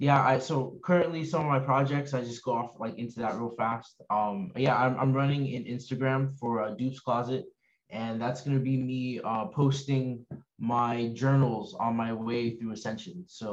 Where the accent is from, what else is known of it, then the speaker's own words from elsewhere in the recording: Bronx, New York, United States; born there; like I was born in March 14th, 1993, in Bronx, New York.